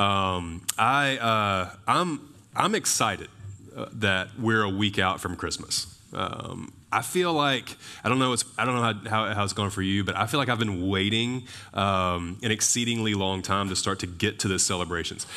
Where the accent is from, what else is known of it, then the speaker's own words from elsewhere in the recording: Alabama, United States; I'm from Alabama